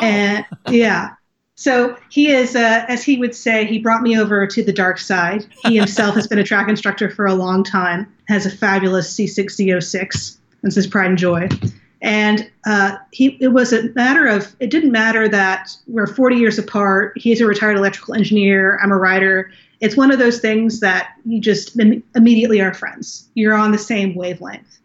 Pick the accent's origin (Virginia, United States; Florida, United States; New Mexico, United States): Florida, United States; Naples; also born or lived in Los Angeles, United States; I grew up in Naples, Florida